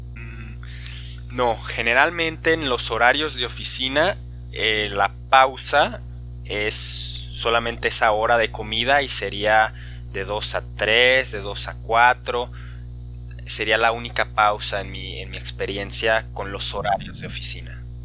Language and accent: Spanish; Guadalajara, Jalisco, Mexico; en México, en mi región